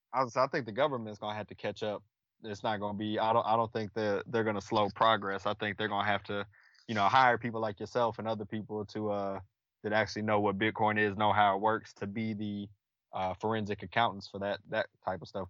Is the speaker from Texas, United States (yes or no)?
yes; Killeen, Texas, United States; I'm from Killeen, Texas, uh, born and raised, travel for a living now